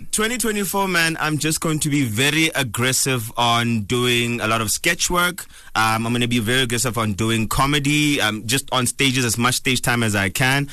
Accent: Bloemfontein, Free State, South Africa; also born or lived in Cape Town; now in Johannesburg, South Africa; I'm originally from Bloemfontein

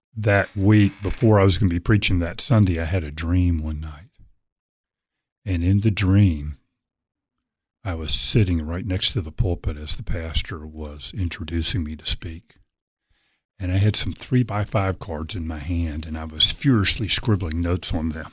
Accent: Norfolk, Virginia, United States; Grew up in Norfolk, Virginia

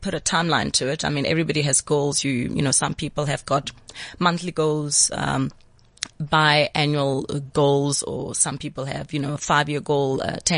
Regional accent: Johannesburg, Gauteng, South Africa; I'm from Pimville

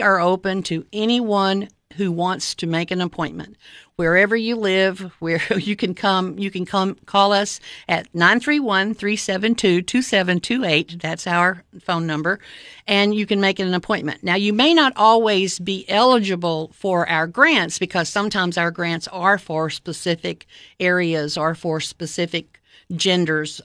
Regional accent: Cookeville, Tennessee, United States; moved away as an adult; I moved back to, um, my hometown in, uh, the summer of nineteen ninety-nine

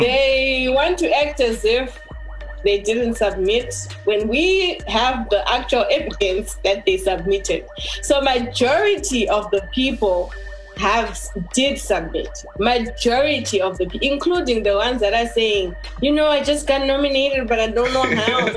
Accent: Zimbabwe; our Zimbabwean society

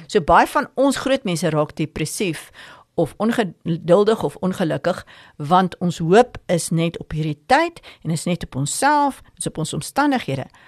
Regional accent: South Africa; ek is 'n Afrikaner, ons bly in Afrika

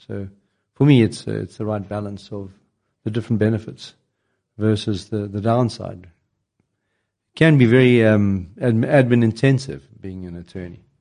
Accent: Zimbabwe; moved away as an adult; I was born in Zimbabwe. I did some training there

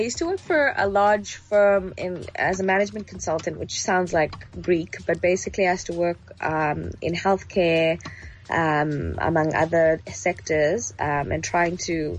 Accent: Johannesburg, Gauteng, South Africa; also born or lived in Egypt / Nigeria; I grew up in Joburg in the late 90s. And along the way in my childhood, I traveled a lot, quite a few parts of Africa with my family. So I've lived in Egypt, Nigeria, among other places.

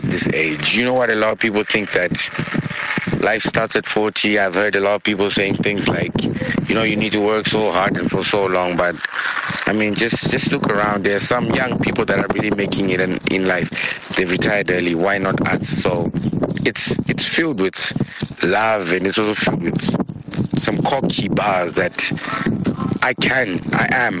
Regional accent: Harare, Zimbabwe; moved away as an adult; now in Northern Cyprus; I'm from Harare, currently based in Old Cyprus, studying international law

